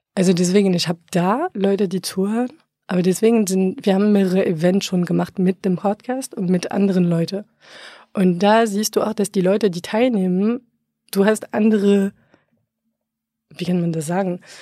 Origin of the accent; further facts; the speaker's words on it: France; German is a second language; moved away as an adult; now in Berlin, Germany; gebürtige Franzose